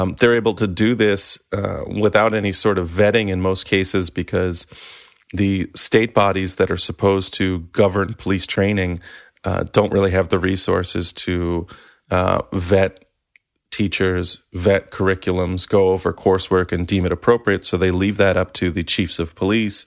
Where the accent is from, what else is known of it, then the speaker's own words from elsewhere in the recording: Maryland, United States; I'm from Maryland.